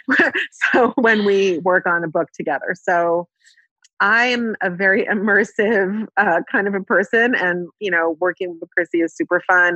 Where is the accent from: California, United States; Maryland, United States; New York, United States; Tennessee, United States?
California, United States; Palo Alto; accent: American; moved away as an adult; now in Israel; I grew up in Palo Alto, California